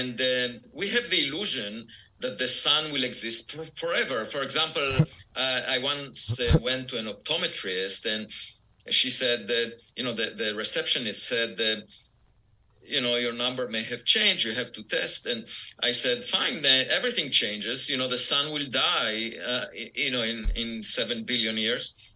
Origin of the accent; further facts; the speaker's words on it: Israel; moved away; I was born in Israel, and it's obligatory to serve in the military